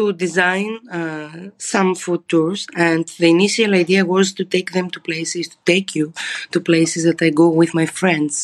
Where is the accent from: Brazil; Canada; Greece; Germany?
Greece; Thessaloniki, Central Macedonia; moved away as an adult; now in Athens, Greece; I was born and raised in Thessaloniki